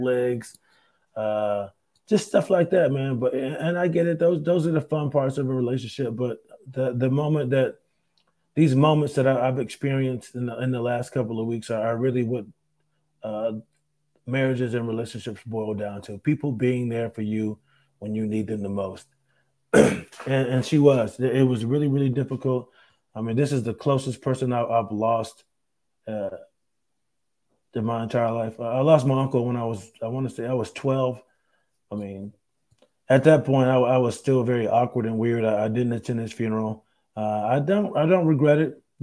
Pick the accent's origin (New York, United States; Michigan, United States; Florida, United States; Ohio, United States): New York, United States; Rochester; moved away; up there in my hometown at the Carlson